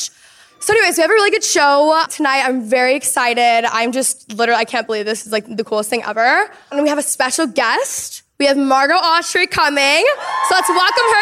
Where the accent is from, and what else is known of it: Dallas, Texas, United States; born or raised there